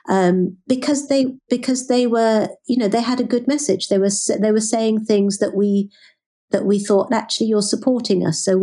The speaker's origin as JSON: {"language": "English", "town": "Birmingham", "region": "West Midlands", "country": "United Kingdom", "tie": "born or raised there", "said": "growing up in the Midlands, growing up in Birmingham"}